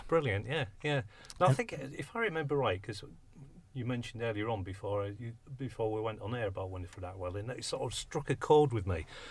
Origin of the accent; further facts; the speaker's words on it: Hull, Yorkshire and the Humber, United Kingdom; moved away as an adult; now in Cambridge, United Kingdom; I'm from Hull originally, but moved down to this neck of the woods probably about 16 years ago.